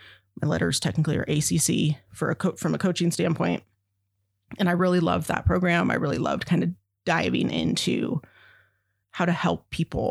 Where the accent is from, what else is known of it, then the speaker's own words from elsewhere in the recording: Verdi, Nevada, United States; I grew up in Verdi, and my dad was fire for 40 years